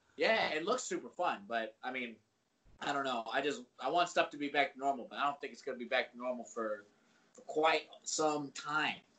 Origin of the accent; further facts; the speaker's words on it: Virginia, United States; moved away; I'm from Virginia originally.